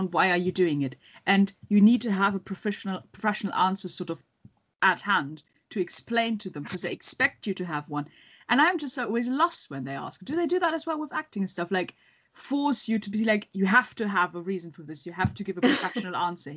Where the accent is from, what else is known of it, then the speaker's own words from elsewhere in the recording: Germany; moved away; where I grew up in Germany